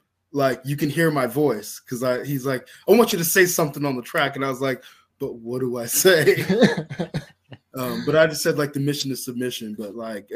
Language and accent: English; Georgia, United States; here in my home state in Georgia